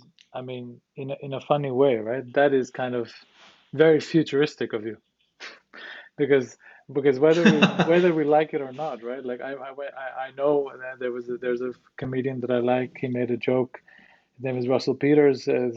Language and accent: English; India; I'm Indian